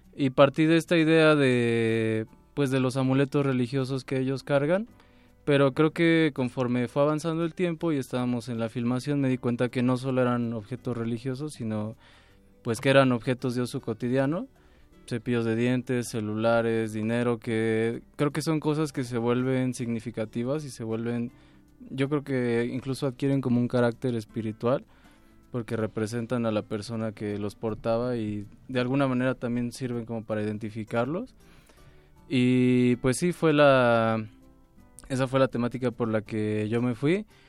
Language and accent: Spanish; Mexico; como mexicanos